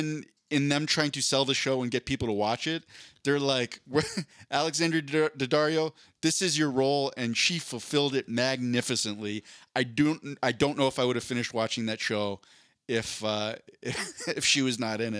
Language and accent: English; Philadelphia, Pennsylvania, United States; grew up in Philadelphia